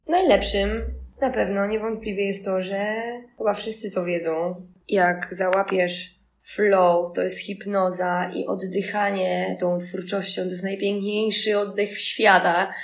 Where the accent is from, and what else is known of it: Poland; born or raised there; moved away as an adult; also born or lived in Barcelona, Spain / Ursynów, Warsaw